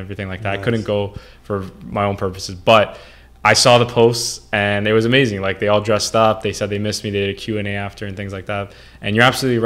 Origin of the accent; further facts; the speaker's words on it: Toronto, Ontario, Canada; I was born in Toronto and I was raised there, been there all my life, really.